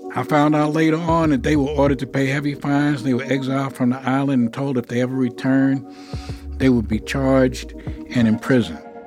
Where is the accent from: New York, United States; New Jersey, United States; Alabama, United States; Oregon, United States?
New York, United States; New York City; I'm from New York. You know, I grew up in Harlem